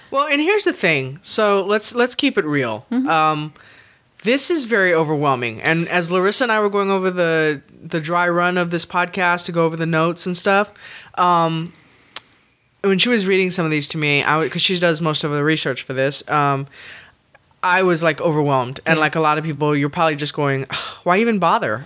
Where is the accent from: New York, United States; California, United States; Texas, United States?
Texas, United States; born or raised there